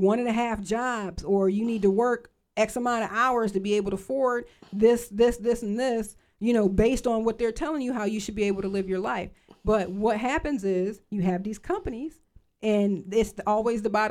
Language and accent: English; Lorain County, Ohio, United States; I'm from Lorain County, and we had a Ford plant, we had a GM plant, we had the steel mill